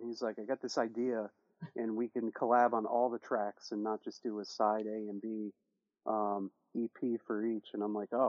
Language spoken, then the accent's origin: English; New Orleans, Louisiana, United States; I'm from New Orleans, Louisiana.